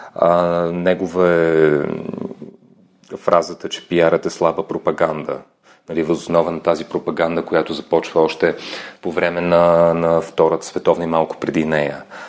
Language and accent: Bulgarian; Lom, Montana Province, Bulgaria; moved away; also born or lived in United Kingdom / Belgium / Brazil; момче съм от Лом, там съм роден а, и много си го обичам това място. Всъщност след няколко часа заминавам на там, че ми липсва родния край